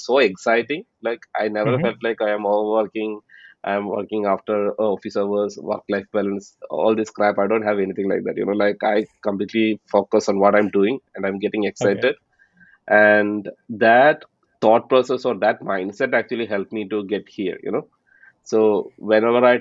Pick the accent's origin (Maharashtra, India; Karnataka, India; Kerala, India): Kerala, India; Palakkad; moved away as an adult; now in Texas, United States; I'm originally from Palakkad, from India. And right now, I'm based out of Texas